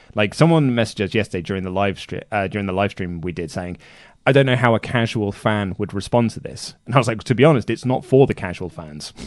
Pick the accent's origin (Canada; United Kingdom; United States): United Kingdom; I'm British